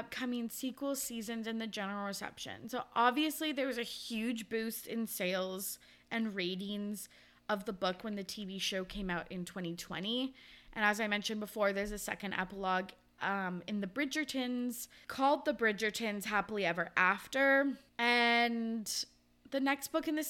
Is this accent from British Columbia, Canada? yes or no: yes; Kamloops, British Columbia, Canada; now in Victoria, Canada; They lived in Kamloops, which was my hometown.